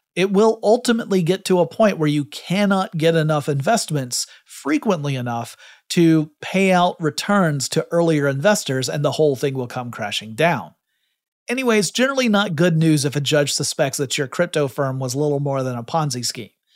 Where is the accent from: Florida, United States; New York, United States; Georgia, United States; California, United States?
Georgia, United States; my home state of Georgia